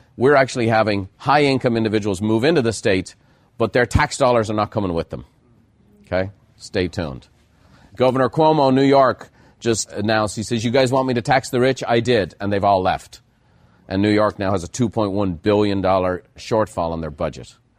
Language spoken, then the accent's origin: English; Ireland; moved away as an adult; now in United States; being Irish